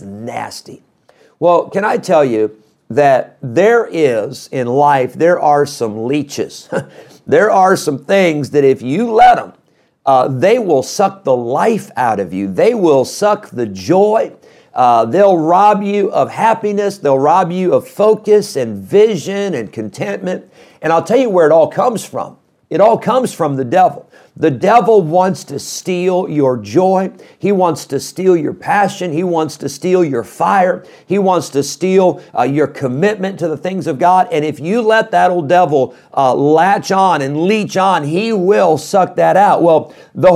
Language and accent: English; Midwest, United States; growing up in the Midwest